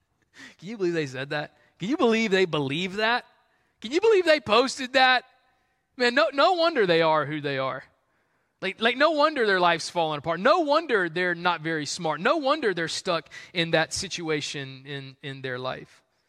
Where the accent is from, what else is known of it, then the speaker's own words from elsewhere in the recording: the South, United States; that's just how we were raised in the South.